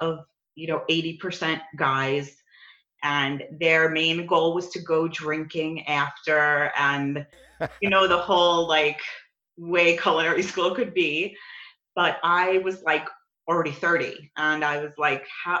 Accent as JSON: {"language": "English", "town": "New York City", "region": "New York", "country": "United States", "tie": "born or raised there", "moved": "as an adult", "lives_now": "Scottsdale, United States", "said": "I grew up in New York my whole life. You'll hear it in my accent"}